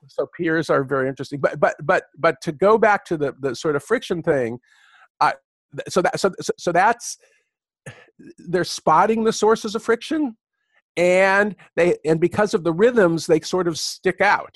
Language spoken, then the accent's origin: English; California, United States; also born or lived in Michigan; I'm a Californian